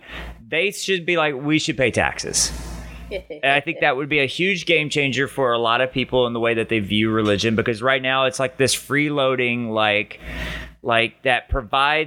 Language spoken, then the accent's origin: English; Muscle Shoals, Alabama, United States; I grew up in Muscle Shoals